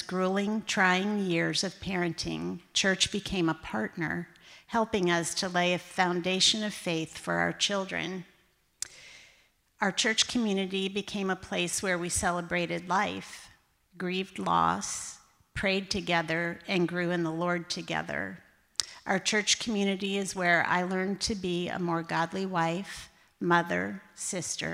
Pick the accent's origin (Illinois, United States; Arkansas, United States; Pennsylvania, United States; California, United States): Pennsylvania, United States; Clarks Summit; moved away; I grew up in Clark Summit, Pennsylvania, a little town about 20 minutes outside of Scranton